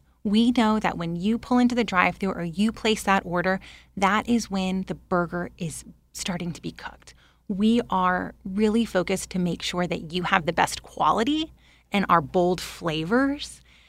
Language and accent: English; Texas, United States; I grew up in Texas.